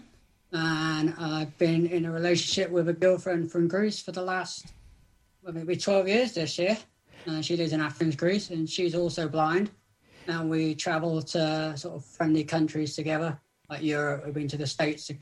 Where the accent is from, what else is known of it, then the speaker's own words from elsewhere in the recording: South West England, United Kingdom; I'm from Southwest England